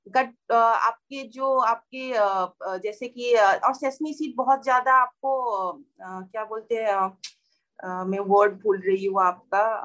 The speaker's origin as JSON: {"language": "Hindi", "town": "Kokrajhar", "region": "Assam", "country": "India", "said": "मैं जहाँ से बिलोंग करती हूँ कोकराचार साइड"}